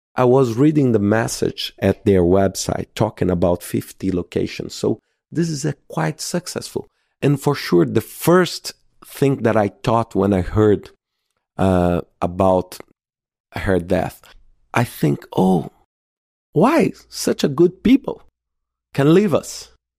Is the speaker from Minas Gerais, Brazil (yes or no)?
yes; Belo Horizonte, Minas Gerais, Brazil; my hometown in Belo Horizonte in Brazil